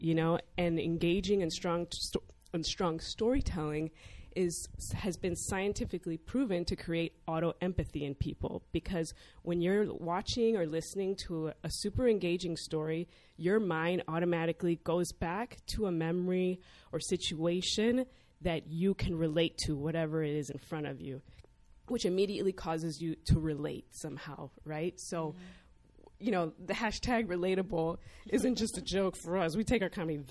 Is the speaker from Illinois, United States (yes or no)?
yes; Chicago, Illinois, United States; I grew up in Chicago. I'm second generation.